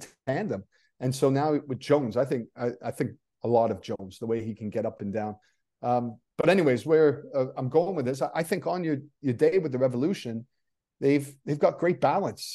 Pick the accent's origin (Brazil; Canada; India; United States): Canada; moved away; also born or lived in England; I'm Canadian, Scottish-Canadian